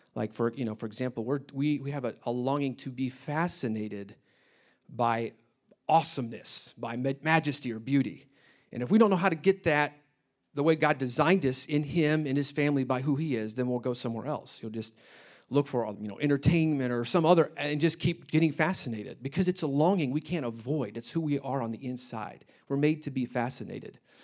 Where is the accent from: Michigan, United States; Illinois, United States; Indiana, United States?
Indiana, United States; Indianapolis; moved away as an adult; I grew up in Indianapolis.